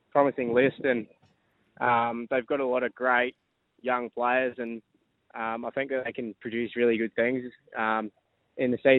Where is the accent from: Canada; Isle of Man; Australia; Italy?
Australia; Sydney, New South Wales; born there; so I was born in Sydney, so